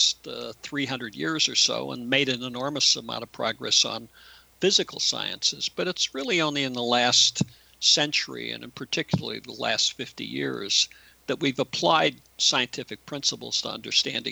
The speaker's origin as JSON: {"language": "English", "country": "United States", "said": "as an American"}